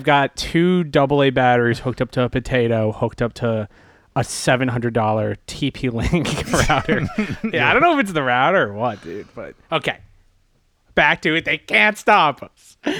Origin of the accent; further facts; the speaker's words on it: Media, Pennsylvania, United States; I'm from Media Pennsylvania.